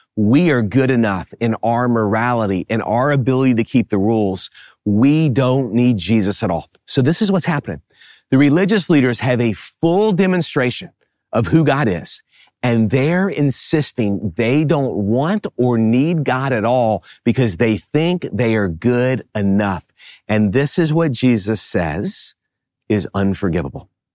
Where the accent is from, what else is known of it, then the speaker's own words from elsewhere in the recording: New Orleans, Louisiana, United States; I grew up in the New Orleans area